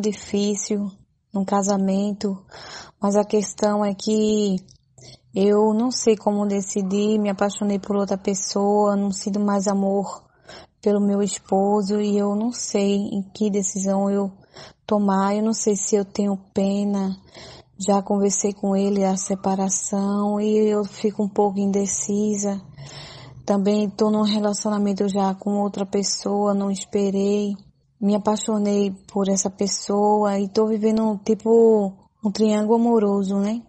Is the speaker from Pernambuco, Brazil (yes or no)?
yes; Pernambuco, Brazil; sou daqui de Pernambuco, moro no interior de d'Alho